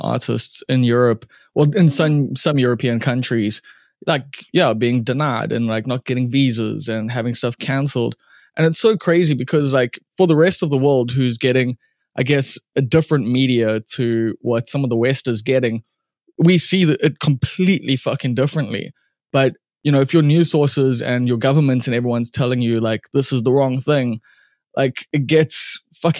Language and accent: English; Durban, KwaZulu-Natal, South Africa; I come from Umbilo and like grew up in a single parent home.